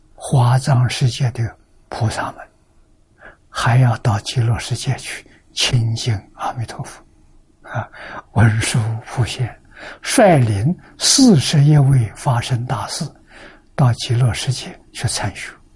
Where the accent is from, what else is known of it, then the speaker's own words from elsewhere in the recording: China; 我们中国人